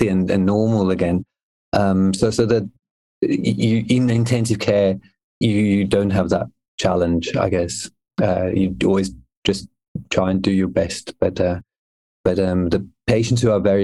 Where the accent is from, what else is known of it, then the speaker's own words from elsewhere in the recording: Switzerland; moved away as an adult; now in Australia; I grew up in Switzerland. My mum is English